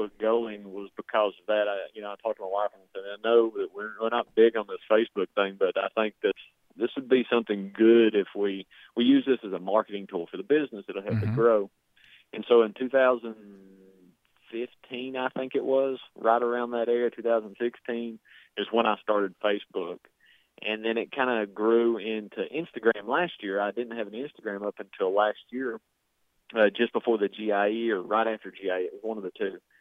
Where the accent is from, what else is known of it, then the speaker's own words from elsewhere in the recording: southern United States, United States; accent: southern drawl; I've got a pretty badly drawn-out southern drawl